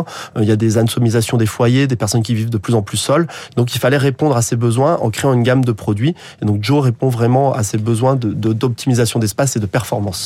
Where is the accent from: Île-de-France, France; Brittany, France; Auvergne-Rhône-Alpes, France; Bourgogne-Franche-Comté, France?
Auvergne-Rhône-Alpes, France; Haute-Savoie; moved away as an adult; also born or lived in Paris; now in Vendée, France; moi, je suis originaire de Haute-Savoie.